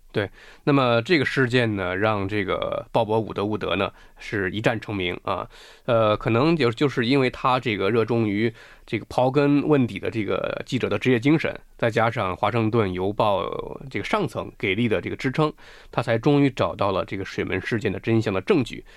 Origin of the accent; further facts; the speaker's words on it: China; 我们中国人的政治文化